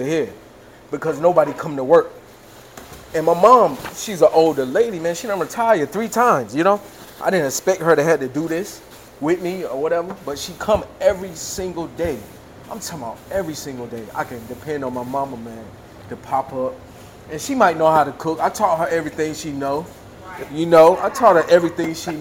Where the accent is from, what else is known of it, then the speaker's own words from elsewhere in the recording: Greenville, United States; Greenville, my home